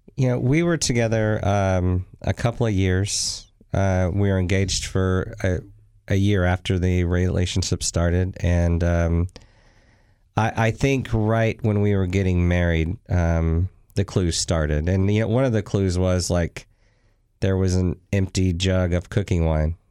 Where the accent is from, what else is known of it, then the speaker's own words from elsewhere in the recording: Texas, United States; moved away; also born or lived in New Orleans, Louisiana; Originally born in New Orleans, but spent most of my years in Texas